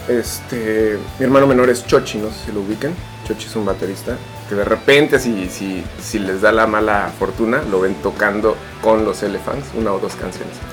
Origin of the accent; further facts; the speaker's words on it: Mexico City, Mexico; now in Cancún, Mexico; Yo nací en la Ciudad de México, vine aquí a Cancún hace ya 22 años